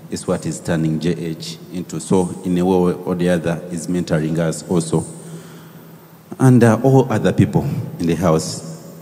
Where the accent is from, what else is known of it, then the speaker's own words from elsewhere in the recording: Tororo, Eastern Region, Uganda; We come from Tororo hey. and from the Bangine tribe.